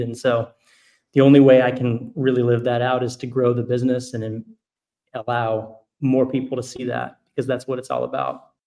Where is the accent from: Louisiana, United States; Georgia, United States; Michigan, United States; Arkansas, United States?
Arkansas, United States; I grew up here in Arkansas